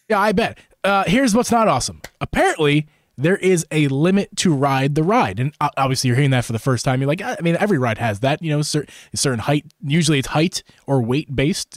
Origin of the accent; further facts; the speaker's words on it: United States; as an American